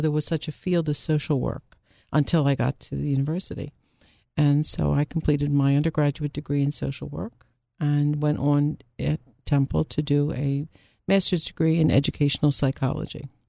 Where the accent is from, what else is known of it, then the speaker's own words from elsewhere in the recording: Philadelphia, Pennsylvania, United States; I also am, uh, born and bred Philadelphia